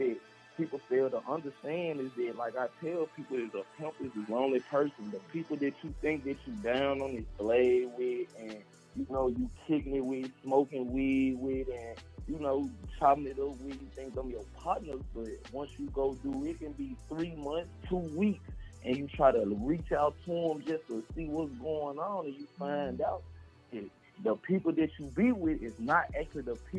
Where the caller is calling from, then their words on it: Memphis, Tennessee, United States; Man, right now I'm calling from Memphis 10, where they getting it in.